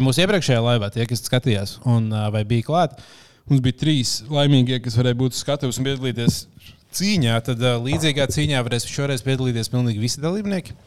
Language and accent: Latvian; Kuldīga, Kurzeme, Latvia; moved away; kad mēs ar liepiņu tur uzaugām